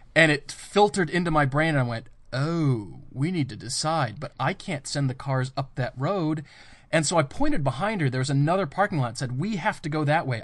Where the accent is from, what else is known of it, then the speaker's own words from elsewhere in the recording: Colorado, United States; moved away; I grew up in Colorado